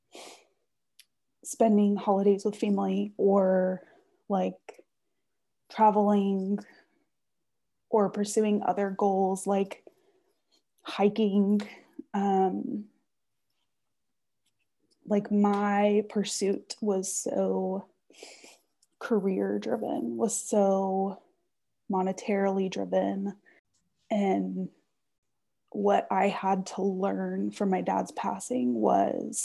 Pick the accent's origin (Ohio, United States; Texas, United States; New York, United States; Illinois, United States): Texas, United States; Austin; I grew up in Austin when the rest of my family was in College Station